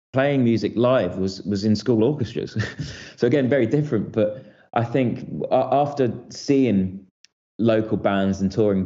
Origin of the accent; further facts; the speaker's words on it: St Albans, East of England, United Kingdom; moved away as an adult; now in London, United Kingdom; I'm from St Albans, which is essentially a city just outside London, just in the north of London